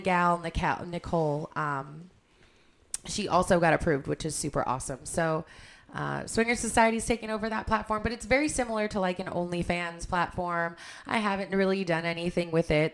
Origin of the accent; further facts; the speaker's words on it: Cleveland, Ohio, United States; we're from Cleveland.